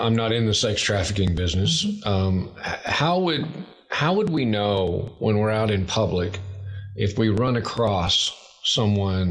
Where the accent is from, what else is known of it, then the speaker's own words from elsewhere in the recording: Western Louisiana, East Texas, United States; I'm from East Texas, Western Louisiana